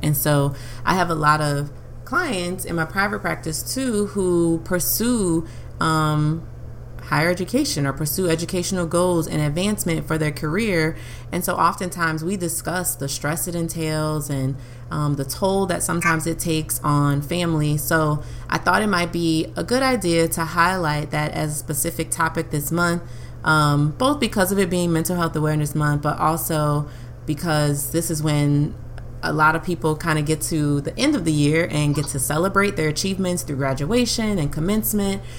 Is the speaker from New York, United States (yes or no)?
no; Louisiana, United States; we're from Louisiana, so middle